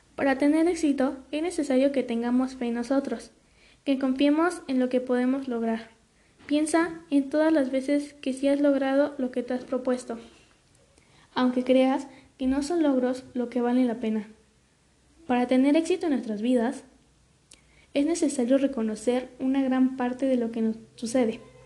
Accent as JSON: {"language": "Spanish", "country": "Mexico", "said": "aprender a hablar las lenguas de nuestro país, como por ejemplo el náhuatl, el zapoteco, el otomí"}